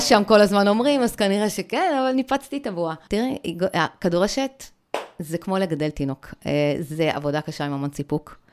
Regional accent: the Krayot, Haifa District, Israel; אני באה מהצפון

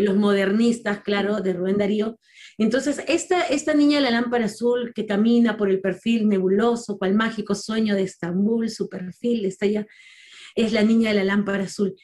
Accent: Lima, Peru; en una zona muy difícil de habitar en Lima porque en el año en que yo nací, el lugar donde yo nací era considerado en muchos casos el segundo lugar más peligroso de Latinoamérica.

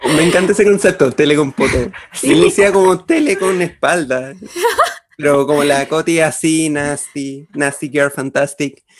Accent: Chile; acá en Chile. Perdóneme mi ignorancia, solo he estudiado en colegios y liceos municipales

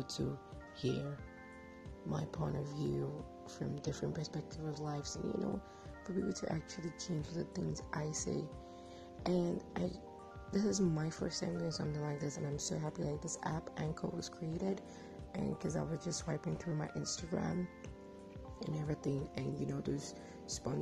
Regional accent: Nigeria; I'm a Nigerian.

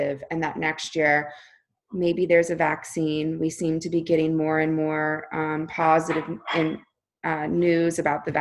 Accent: Florida, United States; now in California, United States; I grew up in Florida. I now live in California

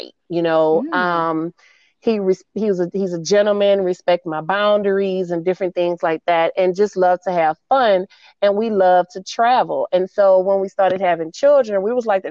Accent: New Orleans, Louisiana, United States; moved away as an adult; now in Dallas, United States; I am a NOLA girl. I'm from New Orleans, Louisiana. but I've been here in Dallas for the last 18 years

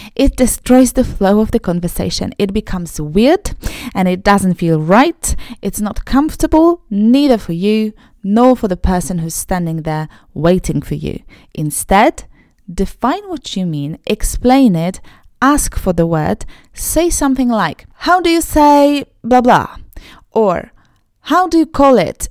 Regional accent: Poland; first language Polish; English is a second language; I'm Polish. I'm born and raised in a Polish speaking family, a Polish speaking country. It's my mother tongue

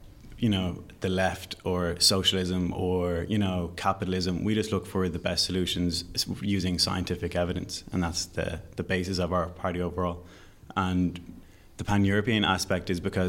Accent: Dublin, Leinster, Ireland; I'm from Dublin. Mm-hmm. I've grown up in Dublin

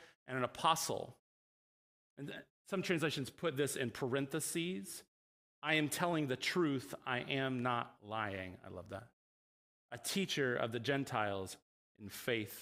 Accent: DeLand, Florida, United States; I grew up in Central Florida in DeLand

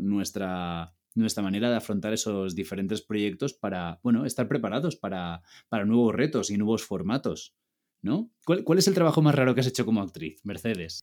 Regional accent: Ibiza, Balearic Islands, Spain; moved away as an adult; also born or lived in Barcelona; now in Madrid, Spain; yo soy de Ibiza, estudié en Barcelona y ahora vivo en Madrid.

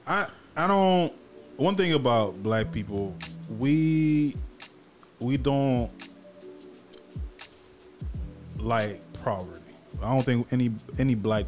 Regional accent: Haiti; now in United States; I grew up in Haiti poor. I came to this country.

